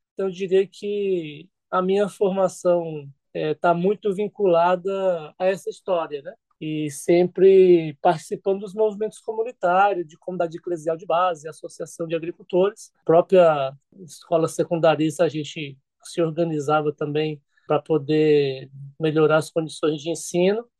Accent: Bahia, Brazil; sou baiano, né? Então, assim, sou nordestino

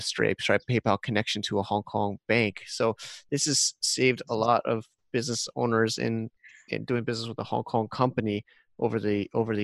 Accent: United States; now in Thailand; I'm an American guy in Thailand

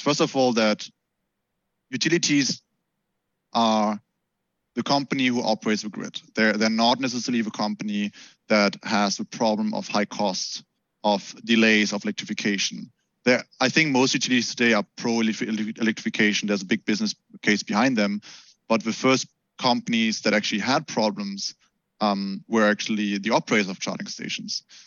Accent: Germany; I grew up in Germany, so we all we are super automotive country

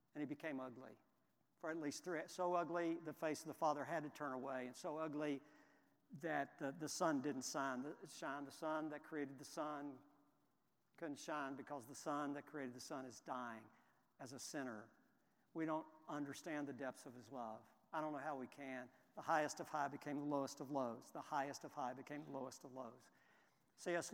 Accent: Houston, Texas, United States; I grew up in Houston, and it was my team.

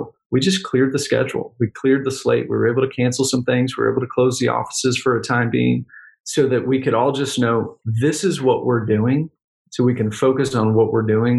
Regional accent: Texas, United States; Texas, I'm a Texan.

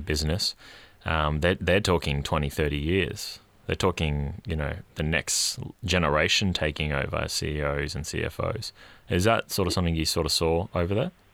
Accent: Queensland, Australia; now in Melbourne, Australia; being a Queenslander again

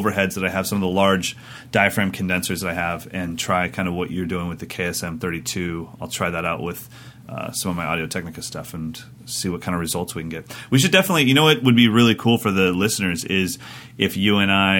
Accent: Sacramento, California, United States; my hometown of Sacramento, California

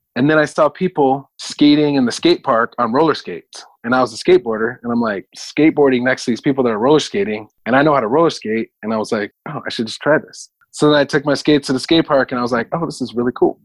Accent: Los Angeles, California, United States; also born or lived in Mountain View, Hawaii; I was born in Hawaii on the Big Island, a little town called Mountain View near the volcano. And I was only there for a few years, maybe until I was like 10. And then uh, my parents moved to Venice Beach

